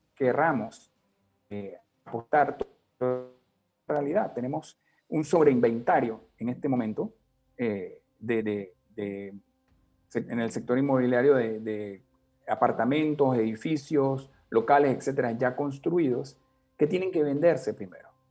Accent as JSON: {"language": "Spanish", "country": "Panama", "said": "todos como panameños"}